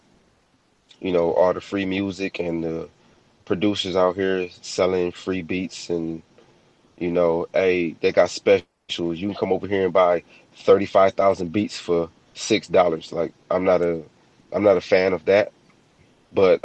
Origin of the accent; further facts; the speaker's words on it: Michigan, United States; I come from Michigan